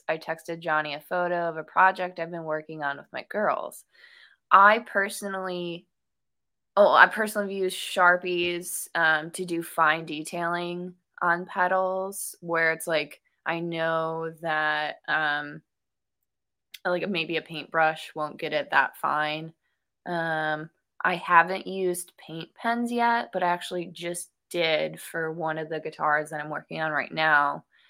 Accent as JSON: {"language": "English", "region": "Midwest", "country": "United States", "accent": "Midwestern", "said": "My Midwestern accent is coming out."}